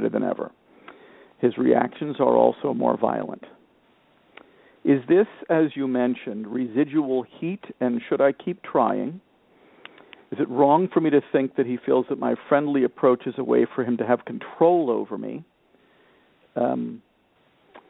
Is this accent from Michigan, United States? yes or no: no; Miami, Florida, United States; now in Portland, Maine, United States; I grew up in Miami, Florida